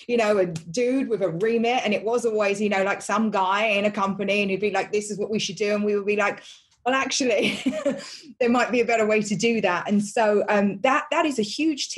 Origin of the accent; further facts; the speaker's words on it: London, United Kingdom; I grew up in East London